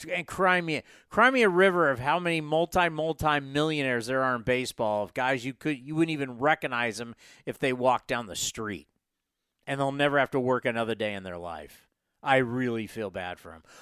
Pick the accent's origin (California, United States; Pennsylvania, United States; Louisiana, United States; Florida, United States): Pennsylvania, United States; Pittsburgh; moved away; I grew up in Pittsburgh.